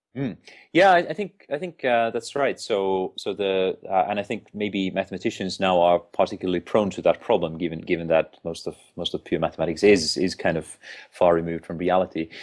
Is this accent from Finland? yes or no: yes; Finland; moved away as an adult; now in United Kingdom; I'm originally from Finland